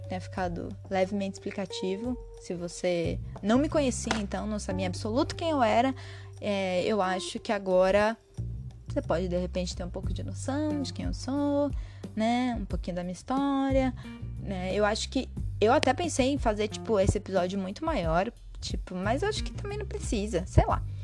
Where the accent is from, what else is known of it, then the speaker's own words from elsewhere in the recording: Monte Alegre do Sul, São Paulo, Brazil; also born or lived in São Bernardo do Campo; now in Amparo, Brazil; eu saí de São Paulo e vim morar em Amparo, que é a cidade que fica ao lado da cidade onde eu cresci, que foi Monte Alegre do Sul